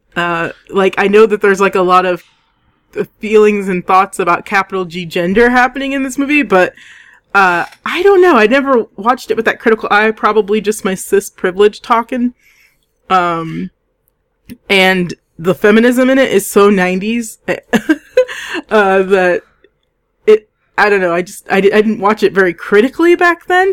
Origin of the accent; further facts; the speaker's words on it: United States; as an American